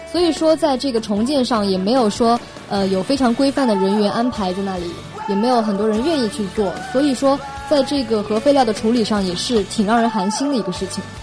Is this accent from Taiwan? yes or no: no; China; 我们中国